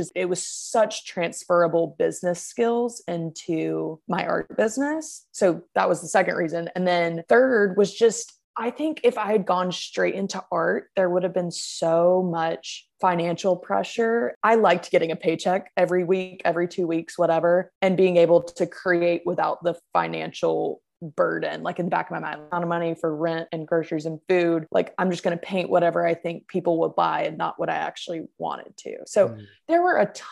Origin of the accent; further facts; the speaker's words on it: Macon, Georgia, United States; now in Decatur, United States; I'm originally from Macon, Georgia, which is about an hour south of Atlanta.